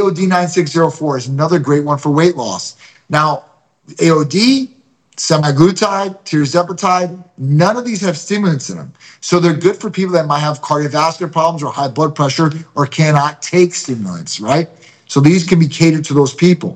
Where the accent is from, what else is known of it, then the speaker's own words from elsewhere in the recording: Chicago, Illinois, United States; now in St. Petersburg, United States; I'm a Greek from Chicago